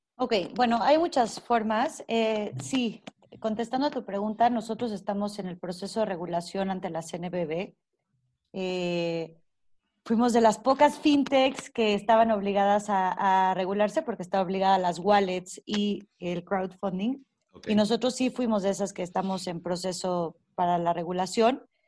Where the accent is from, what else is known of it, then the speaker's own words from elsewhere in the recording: Mexico; nuestro país